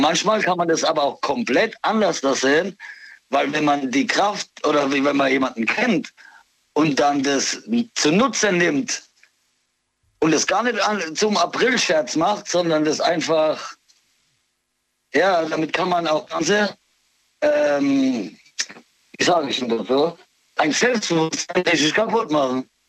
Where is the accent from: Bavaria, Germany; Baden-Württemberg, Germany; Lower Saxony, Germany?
Baden-Württemberg, Germany; Mannheim; aus Seckenheim, Mannheim